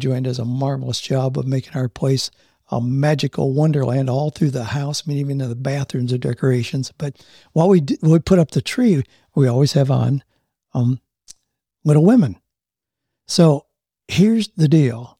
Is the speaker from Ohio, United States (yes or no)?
yes; Mansfield, Ohio, United States; moved away; I grew up in Mansfield, Ohio, just outside of Mansfield